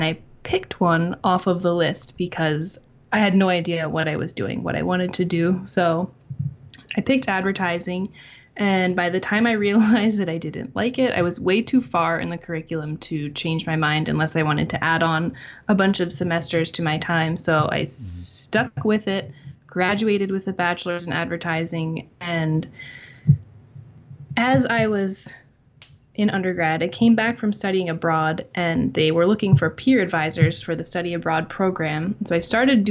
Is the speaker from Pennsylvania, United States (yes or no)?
yes; Phoenixville, Pennsylvania, United States; moved away as an adult; also born or lived in Philadelphia, Pennsylvania; now in western Pennsylvania, United States; I was born and raised in Phoenixville. Lived there my whole life